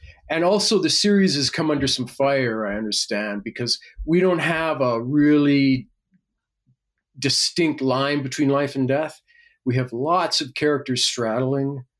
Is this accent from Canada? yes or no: yes; Winnipeg, Manitoba, Canada; moved away as an adult; Winnipeg, Manitoba